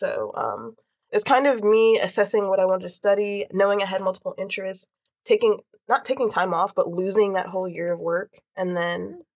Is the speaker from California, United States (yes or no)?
no; Greensboro, North Carolina, United States; also born or lived in New York; I grew up in Greensboro, and then I've, like, lived there since, like, fourth grade. Before that, I lived in New York